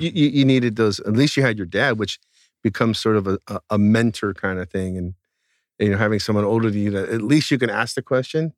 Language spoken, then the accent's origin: English; outside the Bay Area, California, United States; the town I grew up in outside the Bay Area, was not in the Bay Area where everything was cool